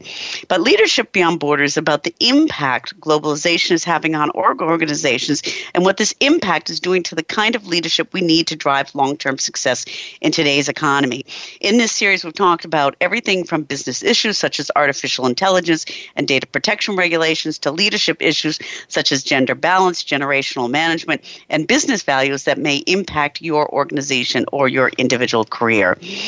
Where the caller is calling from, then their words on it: Germany; Our guest today, I'm calling in from Germany